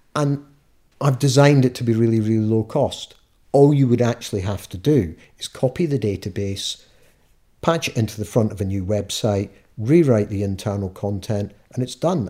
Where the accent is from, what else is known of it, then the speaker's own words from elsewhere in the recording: Scot, Scotland, United Kingdom; being a Scot, we've got our own laws